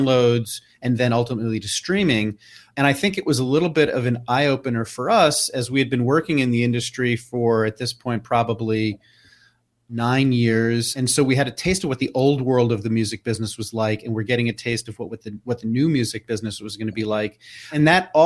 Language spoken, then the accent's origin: English; New York City, New York, United States; I growing up in New York City in the 70s and early 80s